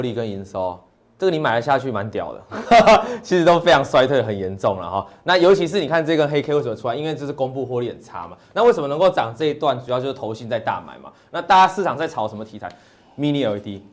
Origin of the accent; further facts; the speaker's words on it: Taiwan; 我们生于台湾这个地点